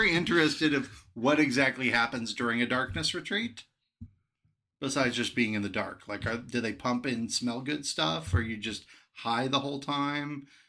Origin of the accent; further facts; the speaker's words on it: Illinois, United States; moved away; my home state